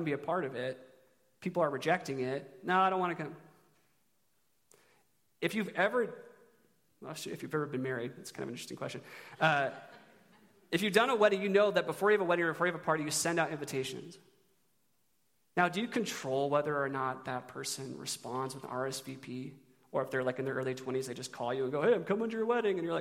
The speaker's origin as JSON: {"language": "English", "town": "Eugene", "region": "Oregon", "country": "United States", "said": "I'm from Eugene"}